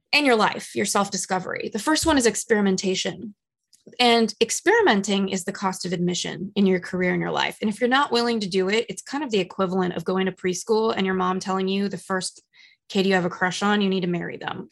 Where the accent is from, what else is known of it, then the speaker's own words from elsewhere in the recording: Los Angeles, California, United States; now in New York, United States; I come from Los Angeles. I live in New York.